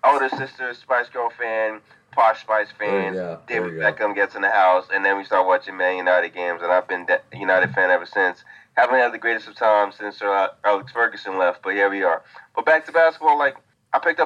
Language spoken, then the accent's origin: English; Nigeria; moved away; also born or lived in Atlanta, Georgia, United States; I was born in Atlanta, but my family is Nigerian. So I grew up in Nigeria for a decent amount of time.